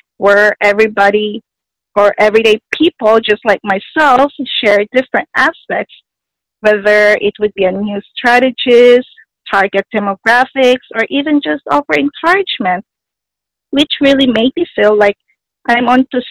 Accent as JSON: {"language": "English", "town": "Toronto", "region": "Ontario", "country": "Canada", "said": "I'm from Toronto, Canada"}